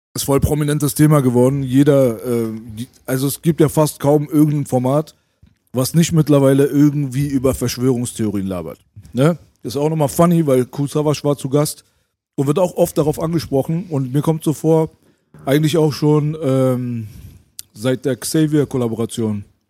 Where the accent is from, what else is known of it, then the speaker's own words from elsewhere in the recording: Berlin, Germany; bei uns in Berlin